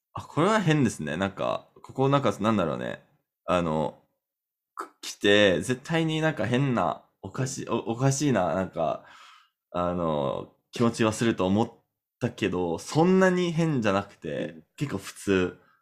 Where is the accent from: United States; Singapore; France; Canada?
Canada; Japanese is a second language; カナダ人だから